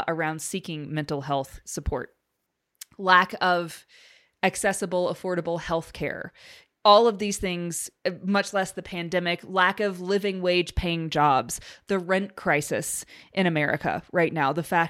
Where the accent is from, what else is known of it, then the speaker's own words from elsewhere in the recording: Alabama, United States; I was raised in Alabama